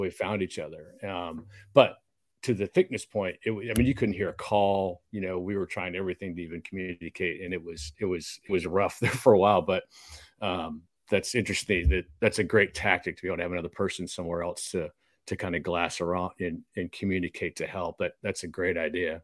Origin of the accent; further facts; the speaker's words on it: Texas, United States; a couple Texas boys